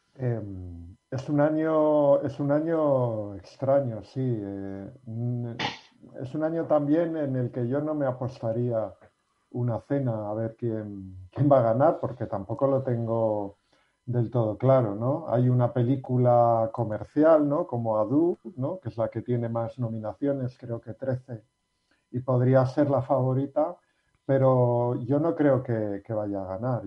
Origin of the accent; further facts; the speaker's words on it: Basque Country, Spain; los que somos vascos